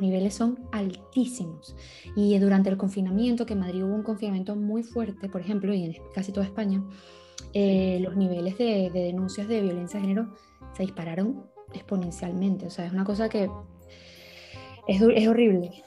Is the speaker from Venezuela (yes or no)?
yes; Venezuela; now in Spain; yo me crié en Venezuela, yo soy venezolana y mis abuelos son españoles